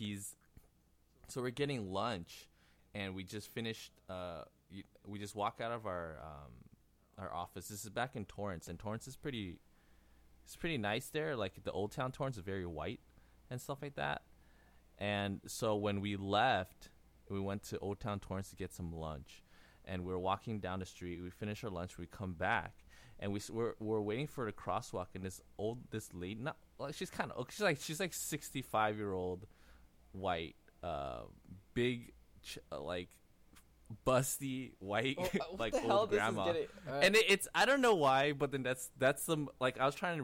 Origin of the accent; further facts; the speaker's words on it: Taiwan; I'm from Taiwan